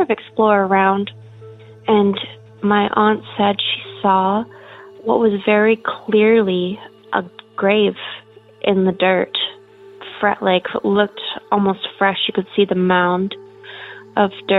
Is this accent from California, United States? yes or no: no; Portland, Oregon, United States; I'm from Portland, Oregon.